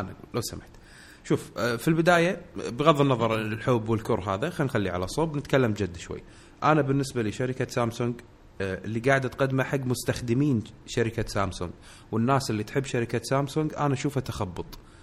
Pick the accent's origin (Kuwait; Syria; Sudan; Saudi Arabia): Kuwait; عندنا بالكويت